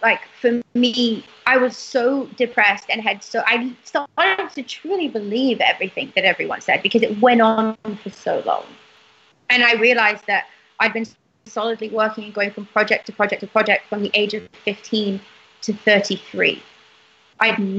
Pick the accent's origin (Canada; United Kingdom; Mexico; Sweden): United Kingdom; now in United States; I'm British to the core. I think I'm... Me and my parents never, ever want to lose sight of that.